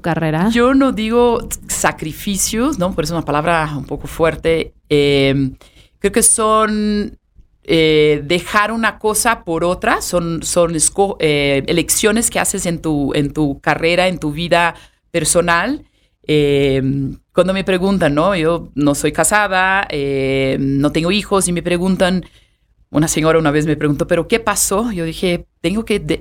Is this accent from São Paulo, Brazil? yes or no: yes; São Paulo, Brazil; first language Portuguese; Spanish is a second language; moved away as an adult; also born or lived in Cancún, Mexico / Mexico City, Mexico / France / Switzerland; now in Mexico; nací en Sao Paulo